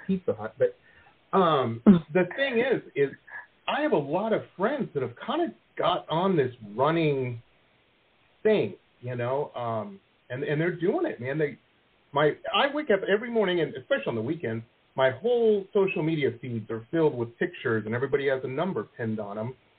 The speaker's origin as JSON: {"language": "English", "town": "Detroit", "region": "Michigan", "country": "United States", "tie": "born or raised there", "also_born_or_lived": "Boston / San Diego", "moved": "as an adult", "lives_now": "Florida, United States", "said": "I grew up in Metro Detroit"}